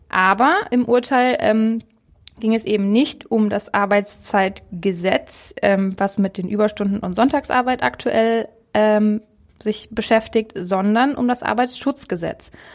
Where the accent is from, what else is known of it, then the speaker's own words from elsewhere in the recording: Germany; Bei uns in Deutschland